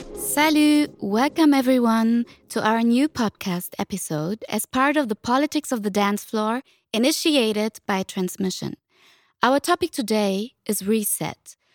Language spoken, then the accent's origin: English; Germany; I'm a first generation Tunisian migrant, working class child, born and raised in Germany.